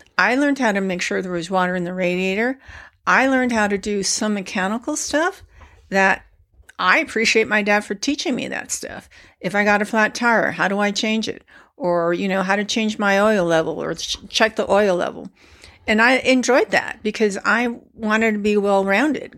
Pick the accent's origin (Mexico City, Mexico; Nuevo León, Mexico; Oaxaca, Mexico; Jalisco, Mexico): Jalisco, Mexico; Guadalajara; my parents were born and raised in Guadalajara, as well as my brother